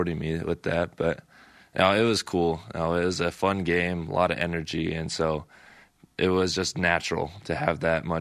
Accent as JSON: {"language": "English", "town": "Salt Lake City", "region": "Utah", "country": "United States", "tie": "born or raised there", "said": "Growing up in Salt Lake and kind of in Ute territory"}